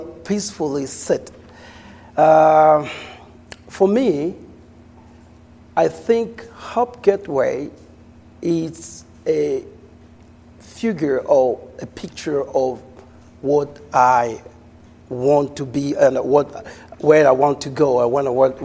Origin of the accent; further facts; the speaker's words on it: Cabinda, Angola; moved away as an adult; now in United States; I'm from Angola, from Cabinda specifically.